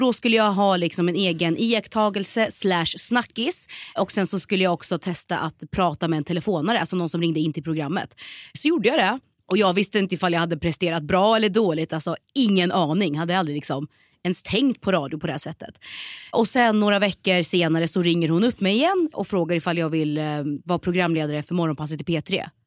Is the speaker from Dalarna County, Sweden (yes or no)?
no; Norrköping, Östergötland, Sweden; moved away as an adult; also born or lived in Malmö; Född och mm. uppväxt i Norrköping, växte upp i Hageby och Navestad